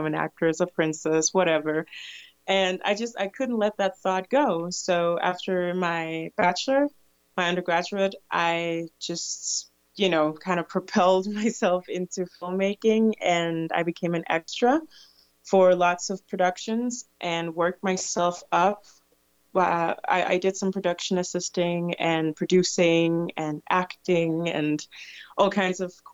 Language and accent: English; Denmark; also born or lived in Ivory Coast; I came to Denmark from Ivory Coast when I was 5